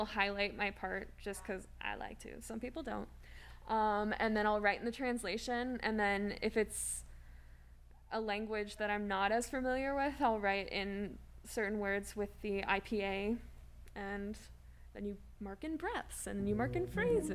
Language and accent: English; St. Louis, Missouri, United States; I grew up in St. Louis